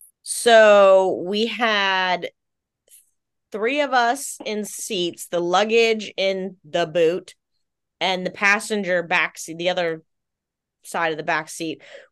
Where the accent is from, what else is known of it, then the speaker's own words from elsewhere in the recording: Virginia, United States; because we're both basically from Virginia too, like not the same part of Virginia, but this, even though we're Navy brats, we're from Virginia.